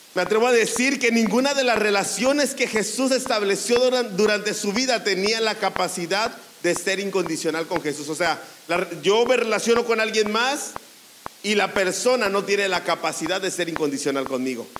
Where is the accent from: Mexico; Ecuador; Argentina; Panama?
Mexico; nosotros como mexicanos